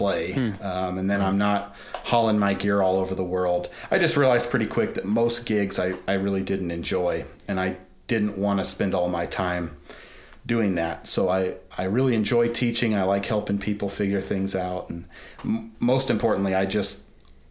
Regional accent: Colorado, United States; moved away as an adult; also born or lived in Atlanta; I'm from Colorado. I grew up in Colorado, but eventually my wife and I moved to Atlanta

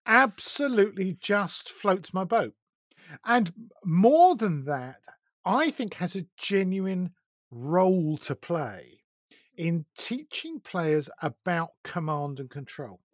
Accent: Essex, East of England, United Kingdom; now in Sussex, United Kingdom; I was brought up in Essex

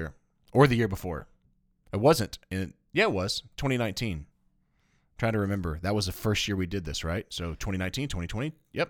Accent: Tennessee, United States; And I'm dipping because I got some tobacco in my mouth, and I'm from Tennessee.

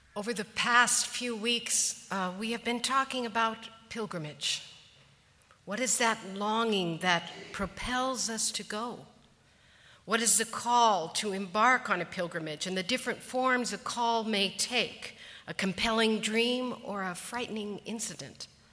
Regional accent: Colorado, United States; I was born and raised in Colorado, and much of my youth was spent hiking to one mountain lake or one mountain ridge

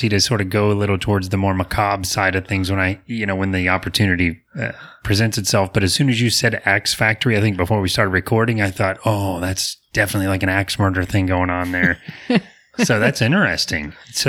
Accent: Apopka, Florida, United States; Apopka, I'm from Apopka, and it's thriving, but it's not as remote. But a lot of families have been there for generations.

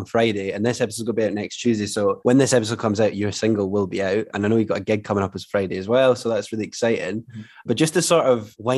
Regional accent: Fife, Scotland, United Kingdom; born or raised there

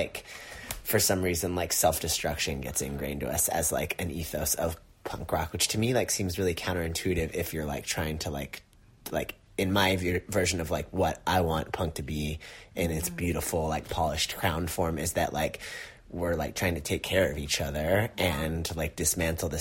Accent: Long Beach, California, United States; I grew up in Long Beach

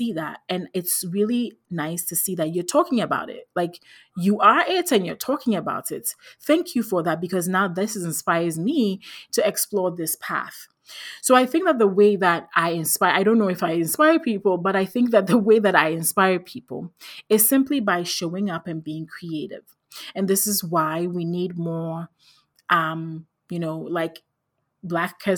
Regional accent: Ghana; I grew up in Ghana in West Africa.

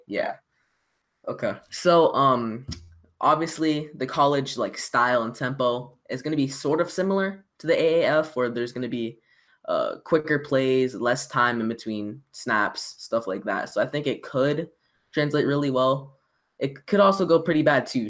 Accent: Orlando, Florida, United States; my hometown city

